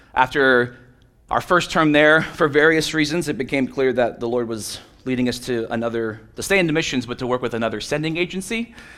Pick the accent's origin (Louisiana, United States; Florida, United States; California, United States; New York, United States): Florida, United States; Miami; moved away; I'm from Miami, Florida, other side of the coast, but basically the same